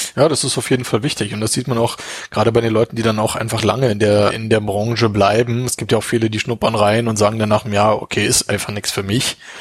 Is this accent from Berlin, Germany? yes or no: yes; Berlin, Germany; now in Munich, Germany; ich bin überhaupt gar kein Münchner, ich komme ja auch aus Berlin.